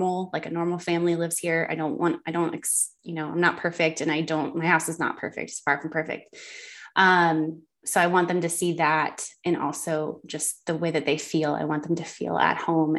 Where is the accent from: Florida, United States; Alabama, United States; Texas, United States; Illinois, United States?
Florida, United States; Miami, Fort Lauderdale area, South; moved away as an adult; now in Western North Carolina, United States; South Florida, which is where I'm from. I'm from the Miami, Fort Lauderdale area. My whole life lived there